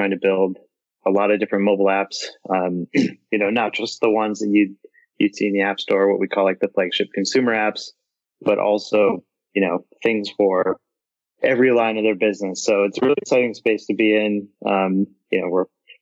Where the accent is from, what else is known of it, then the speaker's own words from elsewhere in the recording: Milwaukee, Wisconsin, United States; I grew up in Milwaukee and I went to school at UW-Madison